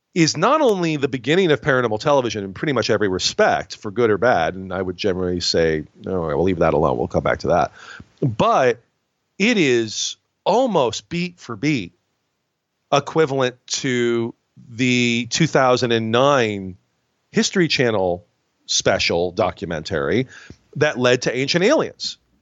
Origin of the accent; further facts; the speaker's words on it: Binghamton, New York, United States; I'm from Binghamton, New York